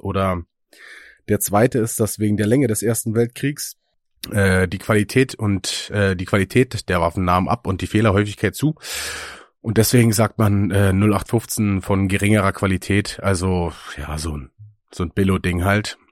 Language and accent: German; Müncheberg, Brandenburg, Germany; moved away; in meiner äh, alten Heimat, also in Münchenberg beziehungsweise Eckersdorf